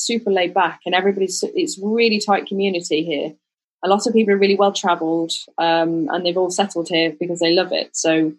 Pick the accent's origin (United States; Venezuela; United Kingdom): United Kingdom; the north of England; moved away as an adult; also born or lived in Leeds / London; now in Ibiza, Spain; And that's kind of the north of England. But then my husband's from the middle of England, Lincolnshire, but we've both lived in Leeds. I've lived in London. But now we call Ibiza home, and it does feel like home actually more than England did